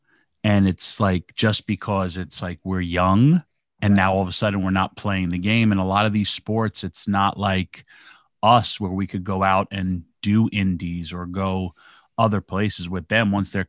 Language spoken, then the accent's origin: English; Yonkers, New York, United States; New York. Wow, Yonkers, New York.